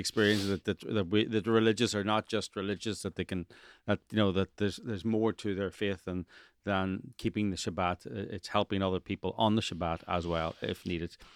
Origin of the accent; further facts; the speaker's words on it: Ireland; now in Los Angeles, United States; I'm from Ireland